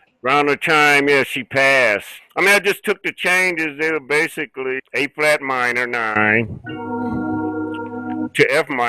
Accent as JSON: {"language": "English", "town": "Buffalo", "region": "New York", "country": "United States", "tie": "born or raised there", "said": "growing up in Buffalo"}